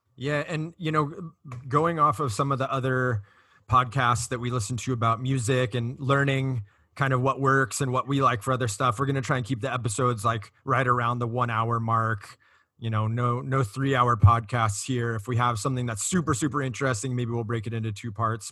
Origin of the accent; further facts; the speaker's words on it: Costa Mesa, California, United States; I grew up in Costa Mesa, which borders Huntington Beach